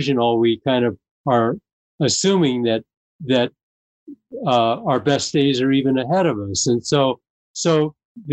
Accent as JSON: {"language": "English", "town": "Los Angeles", "region": "California", "country": "United States", "tie": "born or raised there", "said": "we grew up in Venice, California"}